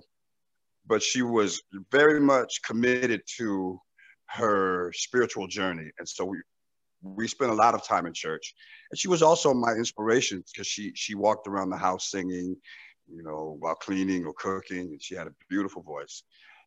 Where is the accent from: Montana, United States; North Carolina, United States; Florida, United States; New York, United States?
North Carolina, United States; Southern Pines; I was born in North Carolina